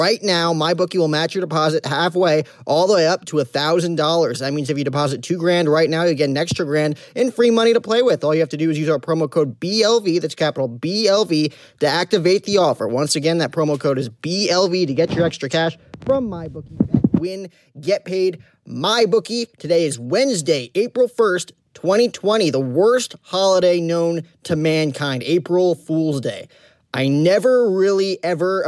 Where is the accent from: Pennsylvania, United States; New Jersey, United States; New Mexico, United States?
New Jersey, United States; I'm from New Jersey